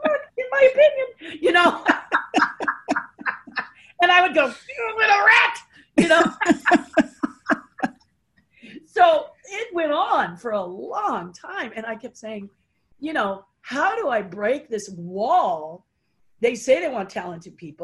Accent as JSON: {"language": "English", "town": "Pasadena", "region": "California", "country": "United States", "tie": "born or raised there", "said": "Born and raised in Pasadena"}